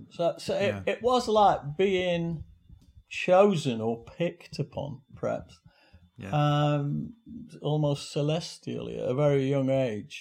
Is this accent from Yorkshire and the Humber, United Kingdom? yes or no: yes; Doncaster, Yorkshire and the Humber, United Kingdom; moved away; also born or lived in Kendal / Charlton; my mum was wheeling me down the road in Flint Road in Doncaster, which is where we first moved to after we came there from Kendal